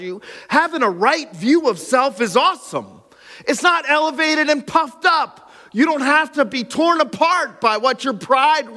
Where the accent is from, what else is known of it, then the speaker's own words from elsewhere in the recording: Pine Grove, Pennsylvania, United States; my hometown of Pine Grove